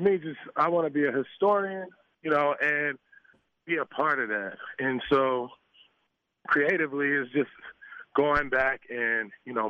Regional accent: Los Angeles, California, United States; You know, growing up in South Central Los Angeles, you got to survive, right?

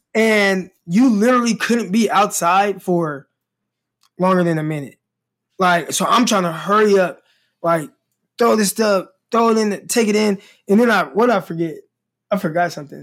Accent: Stockton, California, United States; now in Arkansas, United States; where I'm from, we don't, we don't get snow. Like, Stockton doesn't get snow

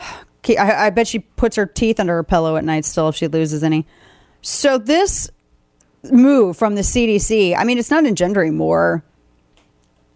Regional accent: the Ozarks, United States; I'm from the Ozarks

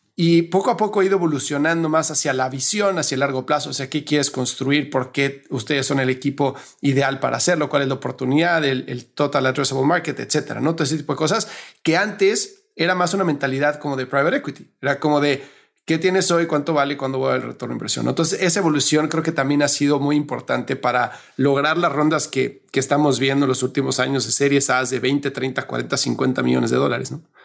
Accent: Mexico; como decimos en México

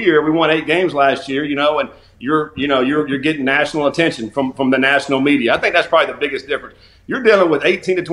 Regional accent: North Carolina, United States; now in Louisville, United States; I'm from North Carolina

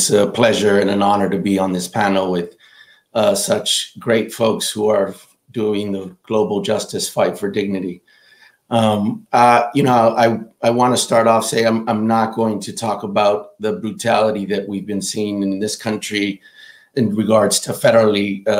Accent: Los Angeles, California, United States; I was born in East Los Angeles, California, and my family migrated from Mexico.

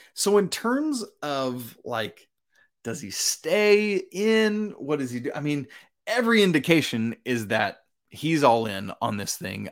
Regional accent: Georgia, United States; my home state of Georgia

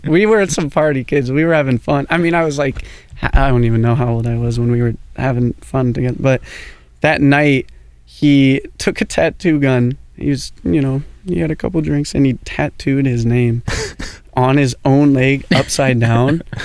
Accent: Portland, United States; growing up in Portland

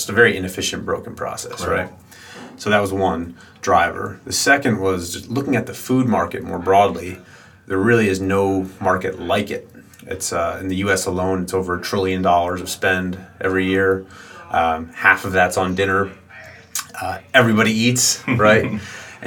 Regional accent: New York, United States; I grew up here in New York, just north of the city in the suburbs

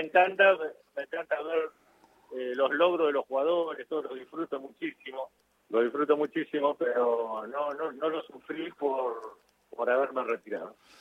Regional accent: Florencio Varela, Buenos Aires Province, Argentina; yo soy de Varela

